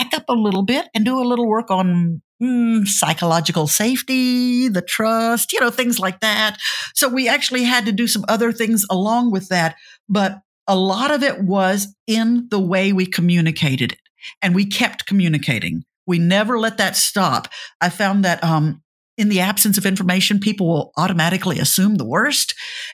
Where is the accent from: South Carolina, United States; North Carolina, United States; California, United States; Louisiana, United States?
Louisiana, United States; I'm from Louisiana